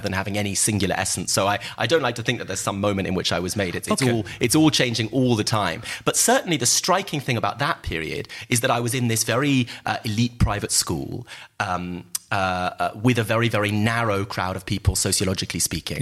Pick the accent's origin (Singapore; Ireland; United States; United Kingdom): United Kingdom; my family came to Britain as working class migrants from Eastern Europe